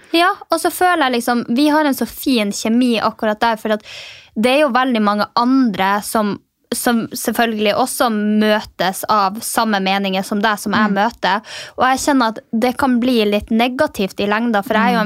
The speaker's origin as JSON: {"language": "Norwegian", "region": "Finnmark", "country": "Norway", "said": "jeg er fra Finnmark"}